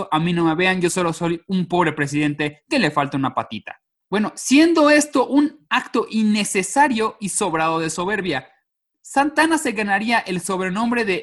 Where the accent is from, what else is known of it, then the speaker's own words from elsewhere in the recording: Mexico; yo soy de provincia.